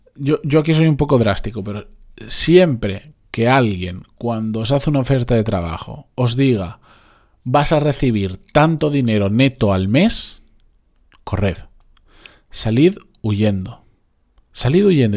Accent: Benidorm, Valencian Community, Spain; moved away; de Benidorm, de donde yo soy originalmente

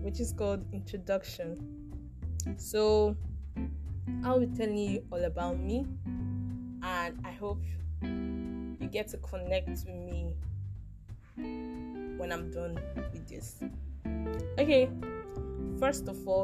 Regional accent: Ikwerre, Imo, Nigeria; I hail from Imo State, Ukwere, to be precise.

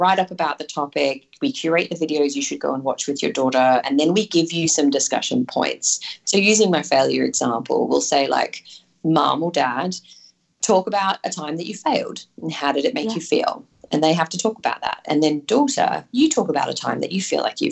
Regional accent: Yeppoon, Queensland, Australia; moved away; I'm from Yeppoon originally, up in central Queensland, small town on the coast.

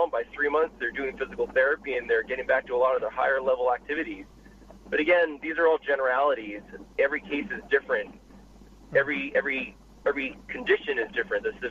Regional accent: Boston, Massachusetts, United States; moved away as an adult; now in Los Angeles, United States; I was born and raised in Boston, was there for 30 years before I moved out to L.A.

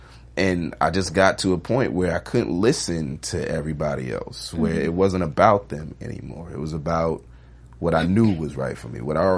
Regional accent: New York, United States; Now, I'm from New York. I don't have a car.

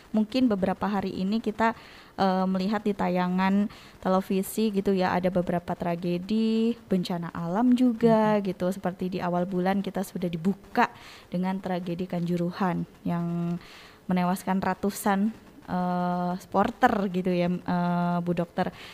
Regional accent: Bogor, West Java, Indonesia; born there; Di Bogor, kota kelahiran saya ternyata banyak banget sekarang e, banjirnya

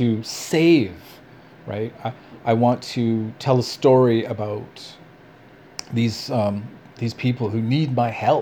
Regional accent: Canada; also born or lived in Vancouver; Canadians are racist

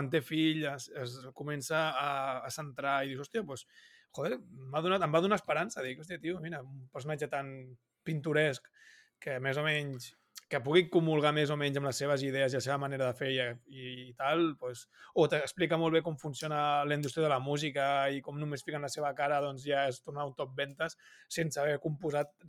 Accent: Germany; clar, jo soc alemany.

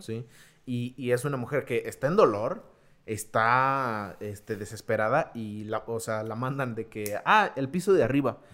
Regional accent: Mexico; somos los mexicanos

